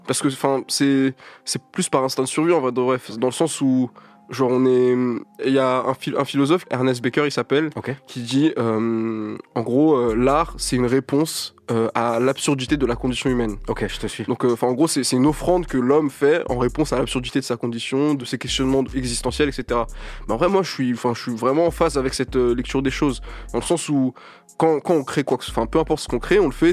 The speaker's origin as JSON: {"language": "French", "town": "Paris", "region": "Île-de-France", "country": "France", "tie": "born or raised there", "said": "tous les négros du 19, du, 20, etc., qu'on, on était dans les lycées du centre de Paris"}